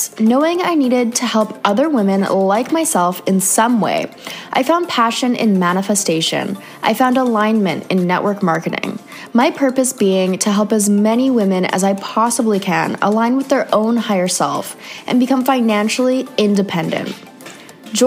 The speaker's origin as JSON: {"language": "English", "country": "Canada", "moved": "yes", "said": "another Canadian girl living"}